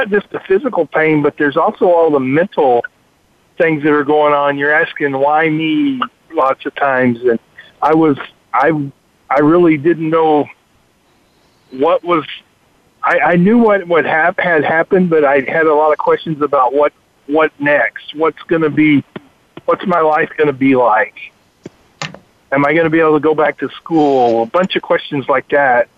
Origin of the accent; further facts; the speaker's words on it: Texas, United States; I'm from Texas.